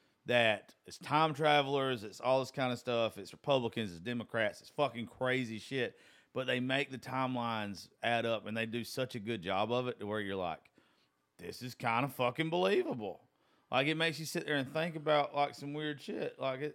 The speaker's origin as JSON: {"language": "English", "region": "the South", "country": "United States", "said": "I'm from the South."}